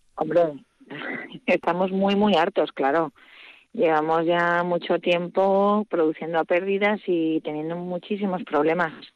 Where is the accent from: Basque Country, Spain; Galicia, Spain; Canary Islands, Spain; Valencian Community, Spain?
Basque Country, Spain; Aberasturi; now in Agurain, Spain; yo soy nacida en Averasturi